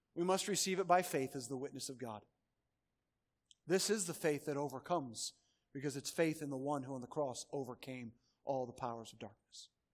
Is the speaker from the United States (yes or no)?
yes; Schererville, Indiana, United States; moved away; I grew up in Northwest Indiana